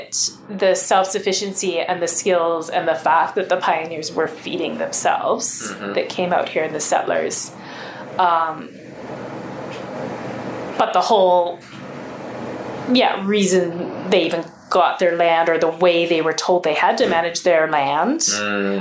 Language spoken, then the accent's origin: English; Alberta, Canada; as proud to be Canadian as I am Albertan